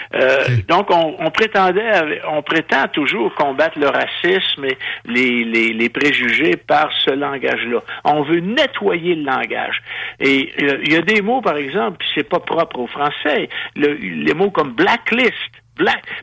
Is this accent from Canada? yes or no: yes; Giffard, Quebec, Canada; j'ai été élevé à Giffard, pas loin de l'hôpital Saint-Michel-Archange